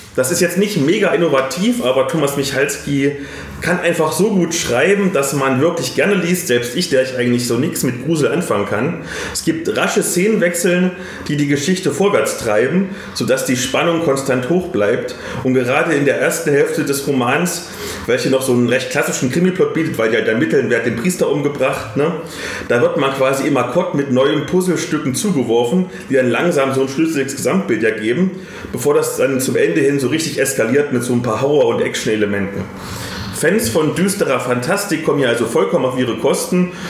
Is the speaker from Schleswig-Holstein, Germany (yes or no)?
no; Bavaria, Germany; bei uns in Bayern